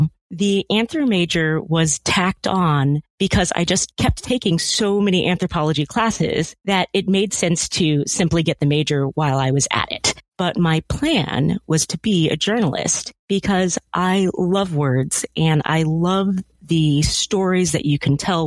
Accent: California, United States; as a Black family growing up in California

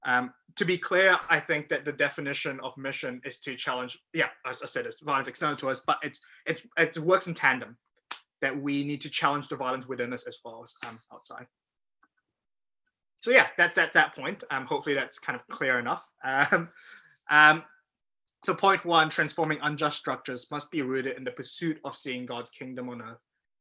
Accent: Malaysia; also born or lived in New Zealand; I grew up in Malaysia and New Zealand

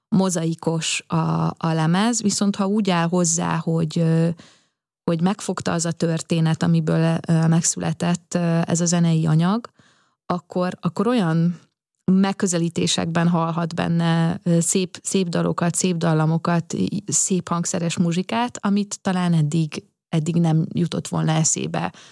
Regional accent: Szigetcsép, Pest, Hungary; az én gyerekkoromban, amikor Szigetcsében még iszonyatosan nagy, ö, bálok voltak

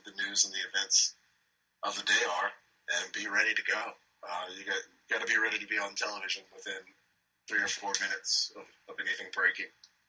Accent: Birmingham, Alabama, United States; now in Los Angeles, United States; when you're born and raised in Birmingham, Alabama

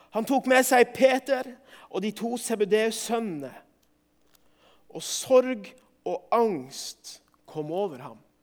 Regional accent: Northern Norway, Norway; for min del som nordlending

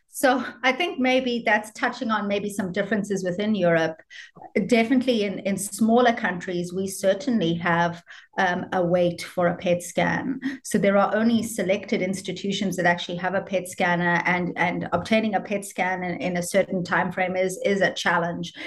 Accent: South Africa; also born or lived in United States; now in Ireland; I'm South African, proudly South African, but trained in Ireland.

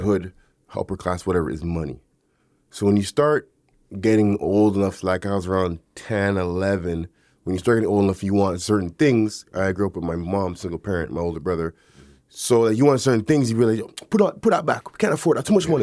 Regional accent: Toronto, Ontario, Canada; growing up in the neighborhood that I grew up in Galloway

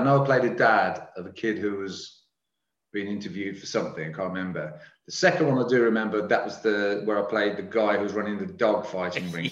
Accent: Birmingham, West Midlands, United Kingdom; I'm a Brummie

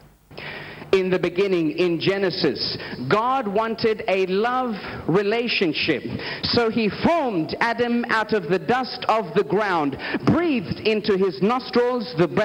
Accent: Australia; I am from Australia

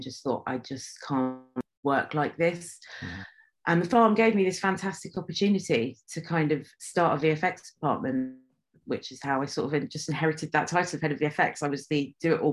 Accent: London, United Kingdom; now in Watford, United Kingdom; I grew up in Northwest London in Stanmore, and I now live in Watford, which is in Hertfordshire.

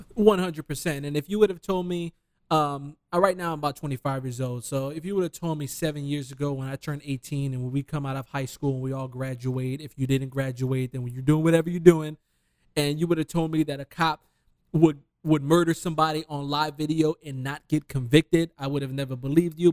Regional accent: Detroit, Michigan, United States; I'm from Detroit.

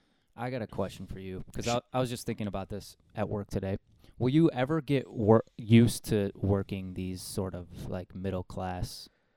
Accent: Chicago, Illinois, United States; We are from Chicago.

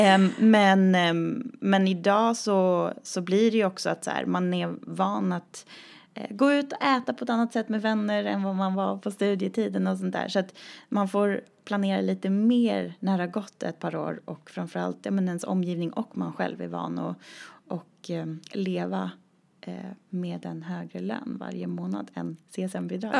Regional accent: a small community outside Uppsala, Uppsala County, Sweden; moved away; jag startade en dansskola i det lilla samhället där jag kommer ifrån

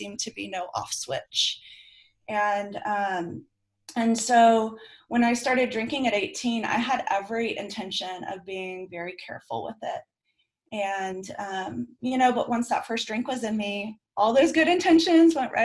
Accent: Bay Area, California, United States; now in Sacramento, United States; I grew up in the Bay Area

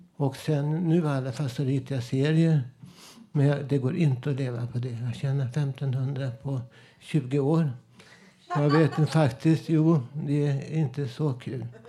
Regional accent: Stockholm, Stockholm County, Sweden; also born or lived in Södermalm; jag är från Vällingby, där ABC-förorten från 60-talet, 50-talet jag minns ju hur jag bodde där. Jag växte upp

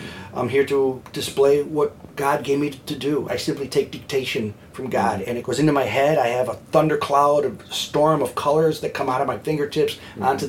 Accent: Detroit, Michigan, United States; also born or lived in Dallas; I think that's how Detroiters are, and I'm thankful to grow up in a city that has a backbone like

